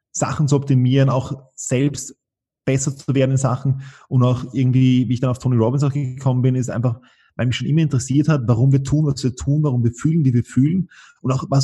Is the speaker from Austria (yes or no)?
yes; Vienna, Austria; Also ähm, beides. Wir hatten ein Haus am Land und ich war auch eine Zeit, also ich war, einen Teil meiner Schulkarriere war ich in Wien, einen Teil meiner Schulkarriere war ich am Land draußen.